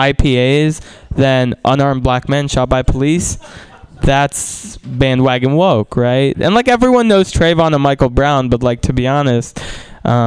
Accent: Russia; now in United States; I'm from Russia

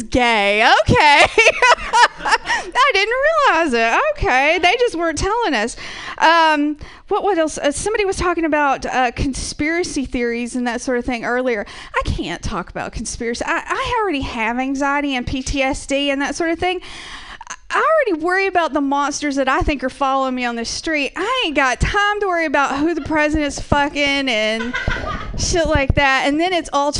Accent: Georgia, United States; accent: Southern; moved away; I am originally from the South. I'm originally from Georgia. That's where I get this wonderful little accent from

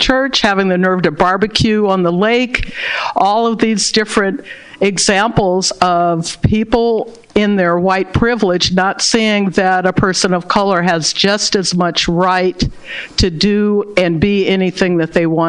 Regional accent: Berkeley, California, United States; Growing up in Berkeley, which is known as a very informal and progressive town, also has had its issues with race

